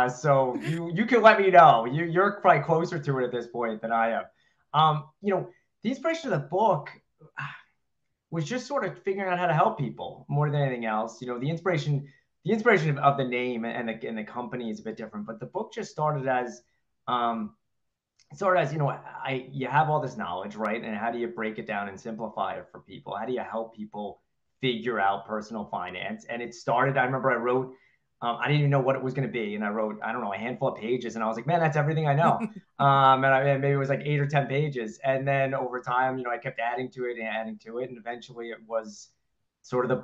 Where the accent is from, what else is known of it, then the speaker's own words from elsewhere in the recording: New York City, New York, United States; now in Massachusetts, United States; I grew up, though, in Queens, New York, so just outside of Manhattan.